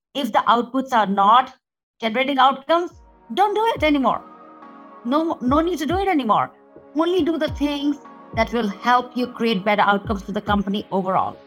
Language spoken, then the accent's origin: English; India; moved away; when I was growing up in India.